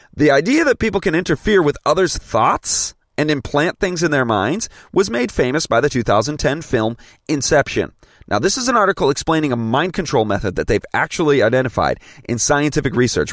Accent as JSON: {"language": "English", "town": "Grand Rapids", "region": "Michigan", "country": "United States", "tie": "born or raised there", "said": "I'm a Grand Rapids native"}